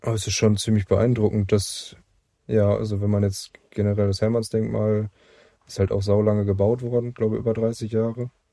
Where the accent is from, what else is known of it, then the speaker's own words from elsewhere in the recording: Brake, North Rhine-Westphalia, Germany; ich komme aus ursprünglich aus Brake, das ist so 15 Kilometer vielleicht, 10 Kilometer davon weg. Genau, und wohne immer noch im schönen Lipperland